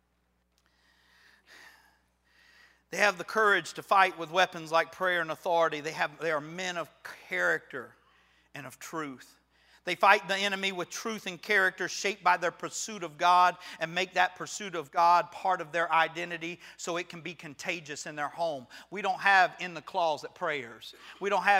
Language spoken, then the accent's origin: English; Florida, United States; I'm from Florida